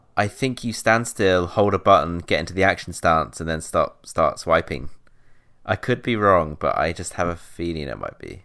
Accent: South West England, United Kingdom; moved away; in my hometown, like in the southwest

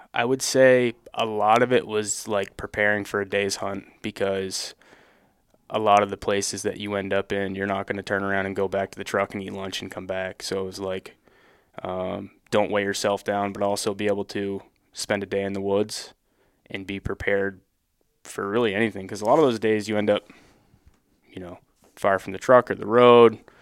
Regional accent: Northern Vermont, United States; I'm from Northern Vermont

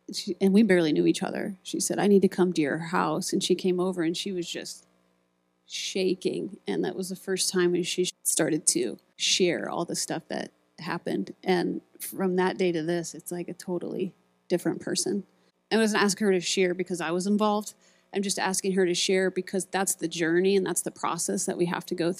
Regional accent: Iowa, United States; I grew up in Iowa

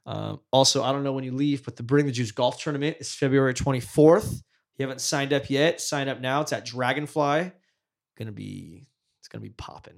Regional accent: Fresno, California, United States; we grew up in Fresno

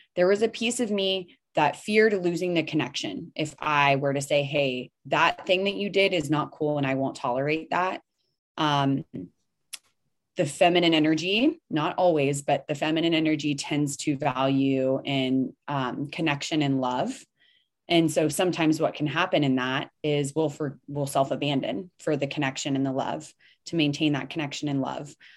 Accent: the South, United States; where I grew up here in the South

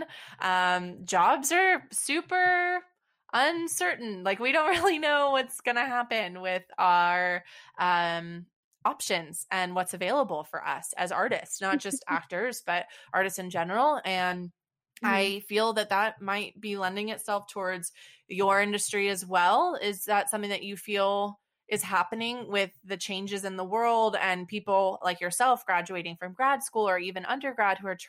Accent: Texas, United States; we're both from Texas

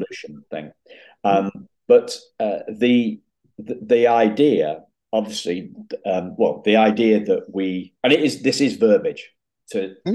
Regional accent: England, United Kingdom; I'm an English gentleman

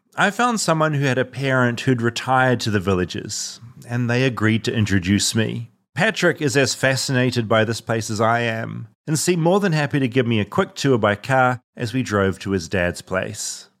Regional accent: New Zealand; moved away; as a New Zealander

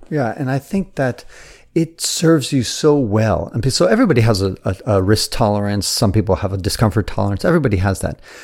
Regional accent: San Francisco, California, United States; I was born in San Francisco

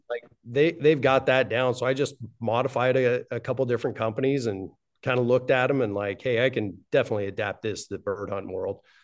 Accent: Wyoming, United States; Both my wife and I were born and raised in Wyoming.

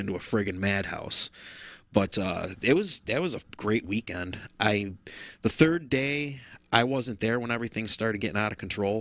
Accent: Rome, New York, United States; growing up in Rome all those years

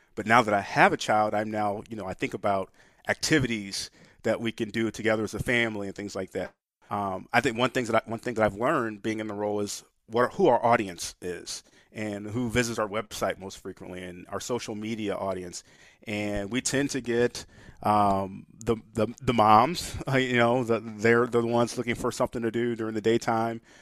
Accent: St. Louis, Missouri, United States; also born or lived in Springfield, Missouri; native Saint Louisan, Uh, growing up, born and raised in Saint Louis, my only time not living in Saint Louis was the, uh, the time away at college.

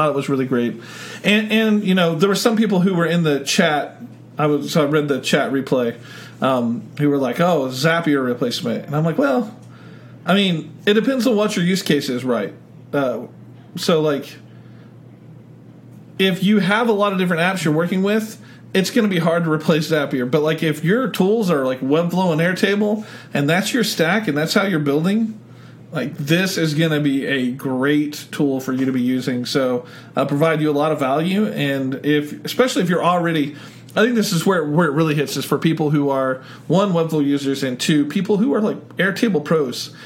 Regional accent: Oklahoma, United States; I'm from Oklahoma

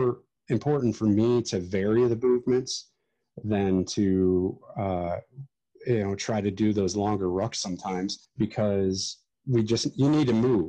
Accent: Ohio, United States; here in my hometown

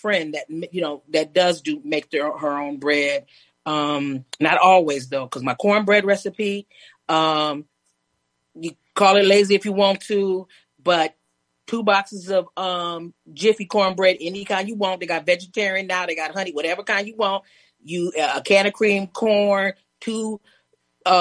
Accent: New York, United States; I'm from New York

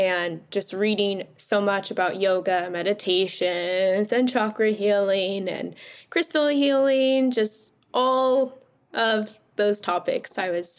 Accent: California, United States; I grew up in California my whole life

